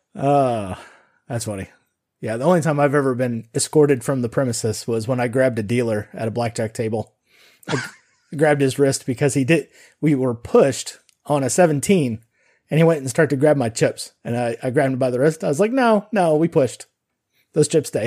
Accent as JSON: {"language": "English", "town": "Sun Valley", "region": "Nevada", "country": "United States", "tie": "born or raised there", "said": "growing up in Nevada"}